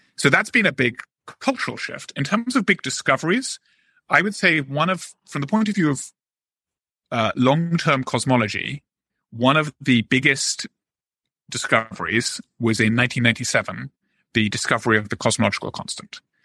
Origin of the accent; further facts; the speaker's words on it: Oxford, South East England, United Kingdom; moved away as an adult; now in United States; I just was always a somewhat bookish boy growing up in Oxford.